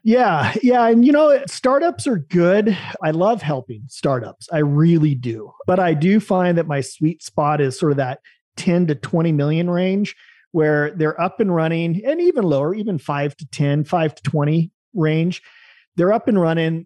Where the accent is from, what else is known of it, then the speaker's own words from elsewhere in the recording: Salem, Oregon, United States; moved away as an adult; also born or lived in U.S. Virgin Islands / Oahu, Hawaii; I was born in Salem, Oregon